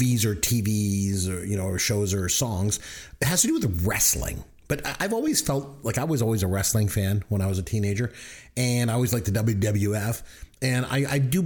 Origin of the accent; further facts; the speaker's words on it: Canada; accent: Canadian; I'm Canadian, and we just pronounce stuff weird